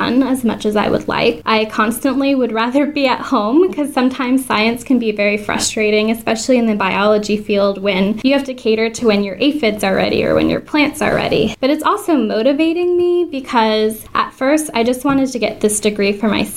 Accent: Papillion, Nebraska, United States; I'm from Papillion, Nebraska.

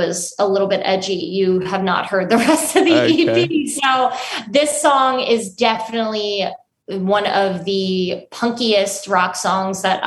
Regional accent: Long Island, New York, United States; I grew up on Long Island in New York

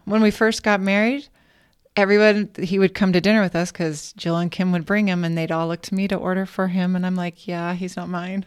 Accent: Kennewick, Washington, United States; I was born in Kennewick, Washington.

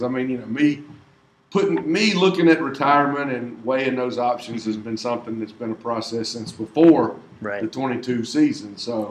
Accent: Greenwood, South Carolina, United States; moved away as an adult; I grew up in Greenwood

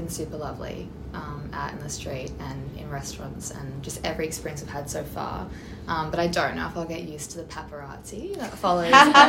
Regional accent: Brisbane, Queensland, Australia; I'm from Brizzy

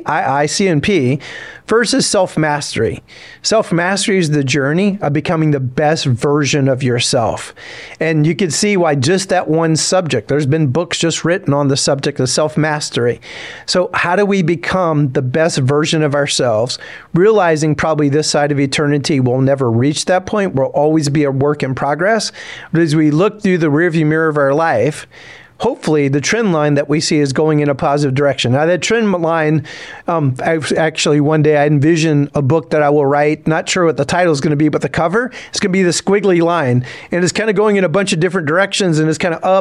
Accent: South Louisiana, United States; I grew up in South Louisiana

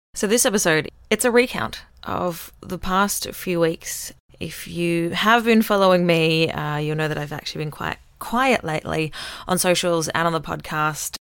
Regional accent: Australia; accent: Australian; moved away as an adult; now in Auckland, New Zealand; I sound Australian because I am Australian

